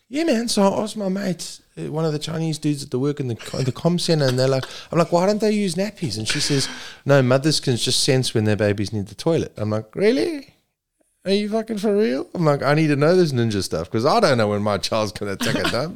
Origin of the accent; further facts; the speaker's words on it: Zululand, KwaZulu-Natal, South Africa; moved away as an adult; also born or lived in Saudi Arabia / China; now in Perth, Australia; I grew up in Zululand